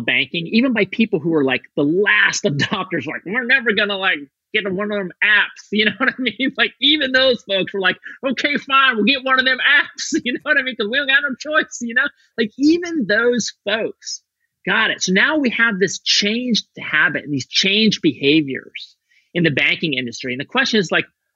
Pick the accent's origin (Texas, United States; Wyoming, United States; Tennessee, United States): Wyoming, United States; Torrington; moved away; Torrington, Wyoming, where I grew up